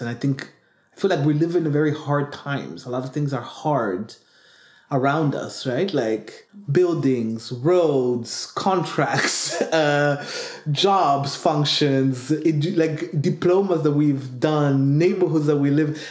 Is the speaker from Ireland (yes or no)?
no; Burundi; I come from Burundi